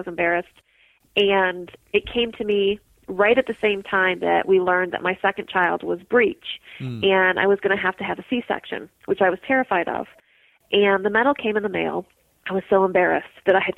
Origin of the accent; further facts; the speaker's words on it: Midwest, United States; moved away as an adult; also born or lived in Mississippi; I grew up in the Midwest